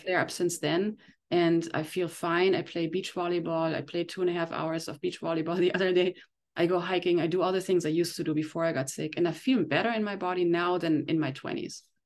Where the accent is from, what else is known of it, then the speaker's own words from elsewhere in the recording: Germany; moved away as an adult; now in Encinitas, United States; I came from Germany twenty years ago